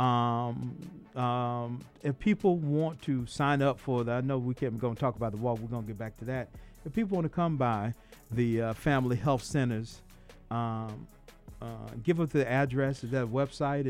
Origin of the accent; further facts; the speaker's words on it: Atlanta, Georgia, United States; growing up in South Side of Atlanta